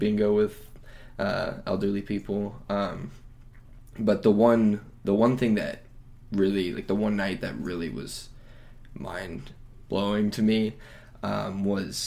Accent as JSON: {"language": "English", "town": "Phoenix", "region": "Arizona", "country": "United States", "said": "I'm from Phoenix, Arizona."}